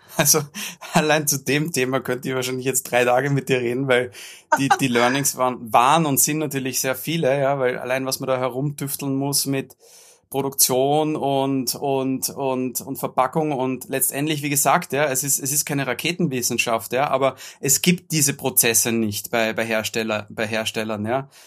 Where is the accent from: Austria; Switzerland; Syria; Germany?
Austria; bei uns in Österreich